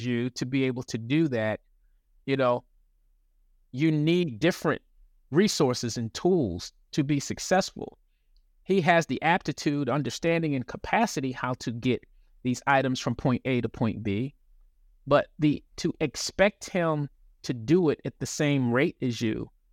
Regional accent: Baltimore, Maryland, United States; moved away; also born or lived in Los Angeles / North Carolina; I'm originally from Baltimore, lived in L

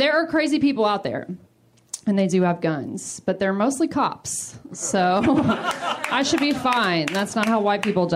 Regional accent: the South, United States; I'm from the South. The South is pretty religious

